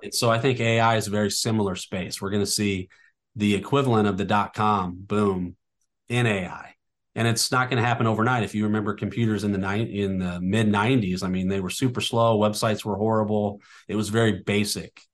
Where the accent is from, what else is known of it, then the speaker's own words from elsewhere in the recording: North County, Missouri, United States; I, I, I grew up in North County